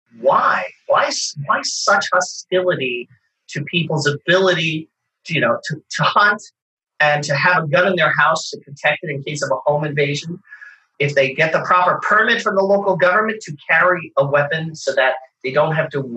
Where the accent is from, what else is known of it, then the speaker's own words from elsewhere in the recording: United States; I grew up in America